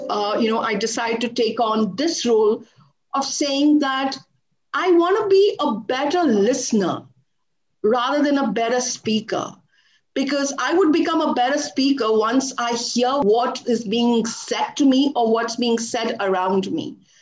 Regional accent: India; also born or lived in Dubai; back to India after spending two years in another part of the world

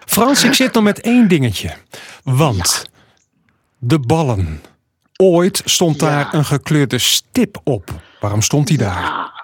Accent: Zeeland, Netherlands; Dat is ook bij ons in Zeeland.

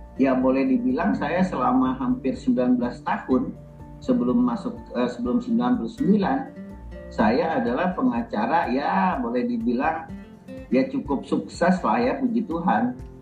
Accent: Banjarmasin, South Kalimantan, Indonesia; saya kan lahir di Banjarmasin besar di Banjarmasin

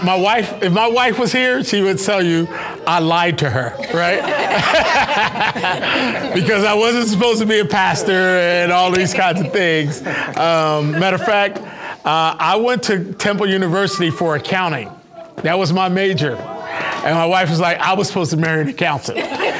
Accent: Philadelphia, Pennsylvania, United States; moved away; I'm from Philadelphia

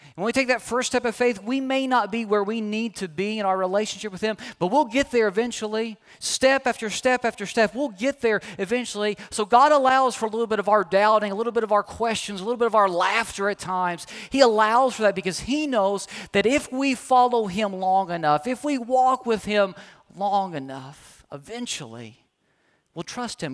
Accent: Kentucky, United States; moved away as an adult; now in Oklahoma, United States; leaving home, leaving my home state, was born and raised

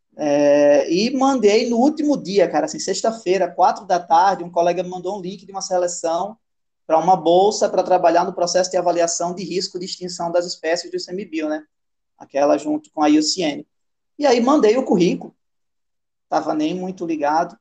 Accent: Rio Grande do Norte, Brazil; moved away as an adult; now in Manaus, Brazil; Saí de Rio, do Rio Grande do Norte. Tava nascido e criado lá no Nordeste

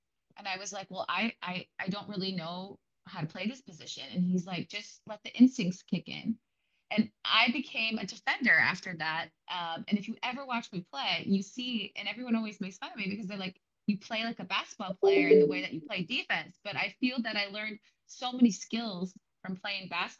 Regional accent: Green Bay, Wisconsin, United States; I'm originally from Green Bay, Wisconsin

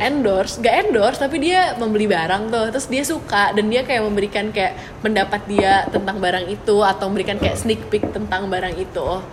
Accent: Bandung, West Java, Indonesia; moved away as an adult; also born or lived in Malang; gue orang Bandung

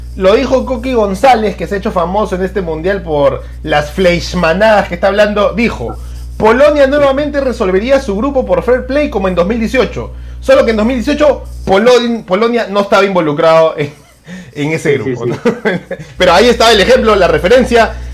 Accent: Peru; como peruanos

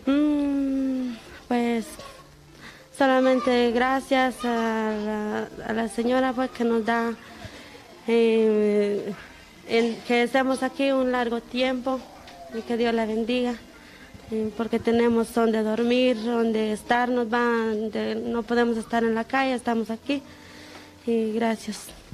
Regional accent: Guatemala; moved away as an adult; vengo de Guatemala.

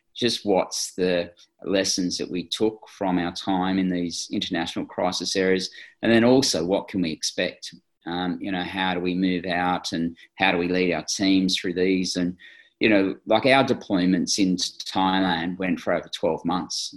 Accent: Australia

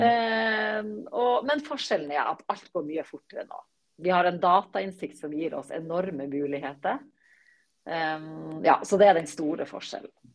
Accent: Bø, Nordland, Norway; moved away as an adult; now in Oslo, Norway; jeg kommer opprinnelig fra Bø i Vesterålen. Eh, men har bodd i Oslo-området siden jeg var 20

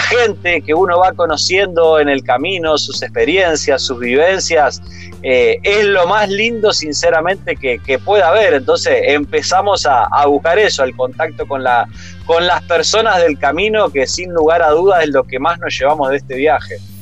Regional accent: Rosario, Santa Fe, Argentina; moved away as an adult; nosotros hace ya casi siete años que salimos de Rosario

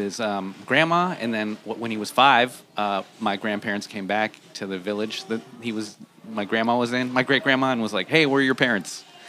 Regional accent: Washington, District of Columbia, United States; moved away as an adult; now in New York, United States; I was raised in Washington, D.C., so I lived in a city my whole childhood, and then after college, I moved to New York, and so I am an East Coast city kid.

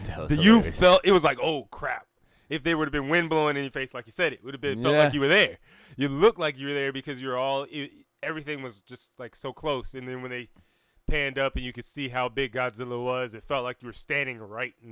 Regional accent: Fayetteville, North Carolina, United States; be in Fayetteville, North Carolina, because we're from Dreamville.

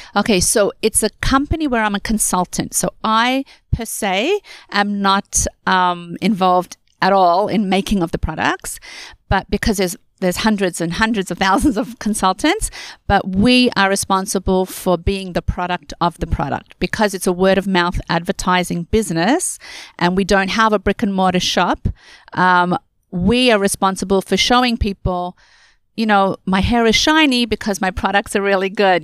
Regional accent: Australia; moved away as an adult; now in Canada; I am born and raised in Australia, and I came to Canada when I got married

